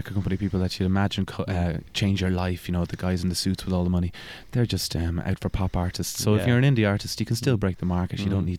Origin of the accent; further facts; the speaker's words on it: Wicklow, Leinster, Ireland; I was brought up in Wicklow.